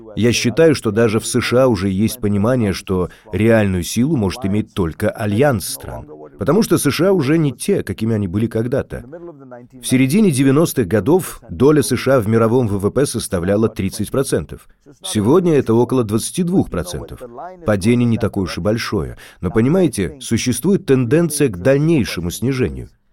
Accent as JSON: {"language": "Russian", "country": "India", "tie": "born or raised there", "moved": "yes", "said": "когда я рос в Индии"}